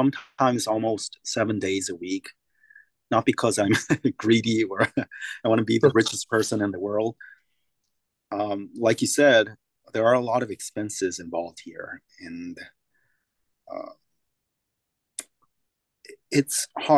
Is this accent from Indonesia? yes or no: no; South Korea; now in United States; I come from Korea